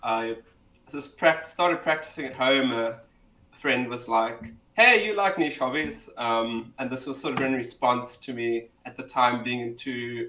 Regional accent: Cape Town, Western Cape, South Africa; I'm South African, Cape Townian, born and bred. I might be the stereotype, just not my accent. I always seem to, people always like, hey, you sound like you're from Joburg or Durban.

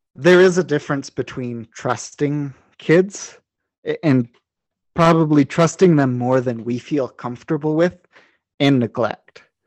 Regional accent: New Mexico, United States; where I grew up in New Mexico, actually where I am now

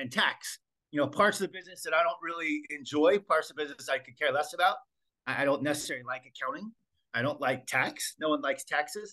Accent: United States; moved away; also born or lived in Australia; I'm an American

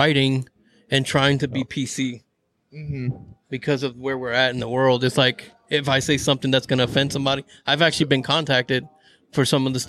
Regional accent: New York, United States; I'm from New York.

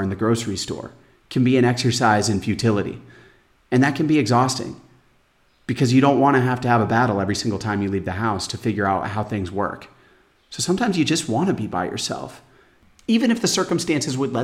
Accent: Phoenix, Arizona, United States; moved away as an adult; now in São Miguel, Portugal; Arizona, my hometown Phoenix

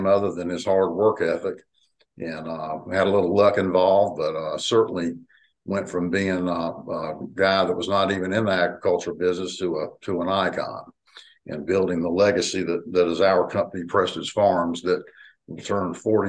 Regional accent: the South, United States; also born or lived in Battle Creek, Michigan; as you can tell by my accent, we moved south when I was like 2 years old.

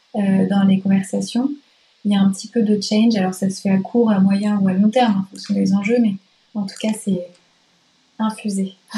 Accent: Nantes, Pays de la Loire, France; moved away as an adult; nantaise de cœur, parce que collège-lycée à Nantes et début d'études sup à Nantes

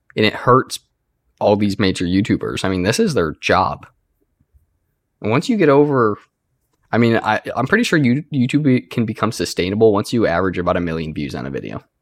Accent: United States; I'm an American

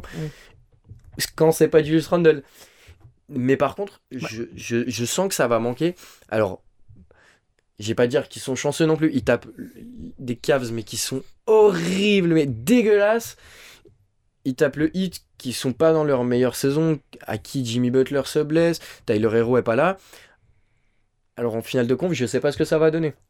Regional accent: Switzerland; on est suisse

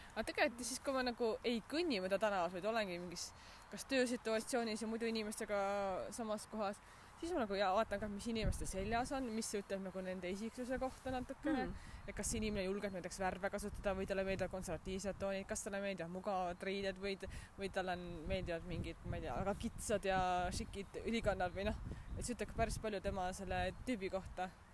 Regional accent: Haapsalu, Lääne County, Estonia; moved away; ma kasvasin ka ju Haapsalus suht metsa lähedal

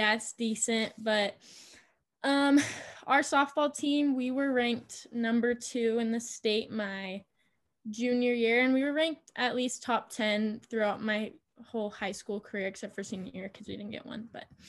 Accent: Eugene, Oregon, United States; moved away as an adult; also born or lived in Junction City, Oregon / Idaho; now in Boise, United States; I'm originally from Eugene, Oregon. I have currently moved to Idaho because I am attending Boise State University.

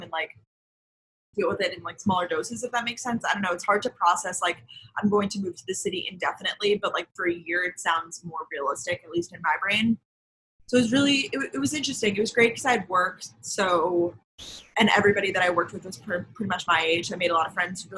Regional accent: Long Island, New York, United States; also born or lived in Georgia; now in New York City, United States; I grew up like on Long Island, it's a similar situation, like suburbs of New York

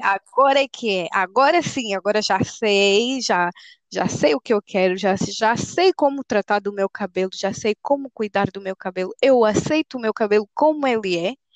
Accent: Angola; nós como angolanas, nas nossas tribos angolanas

